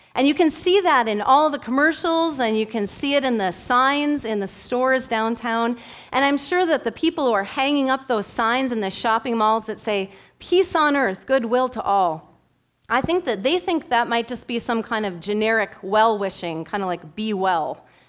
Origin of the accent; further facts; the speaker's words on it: Bemidji, Minnesota, United States; I am from Bemidji, the first city on the Mississippi River, And I grew up between the Mississippi River and a little tiny river called the Schoolcraft River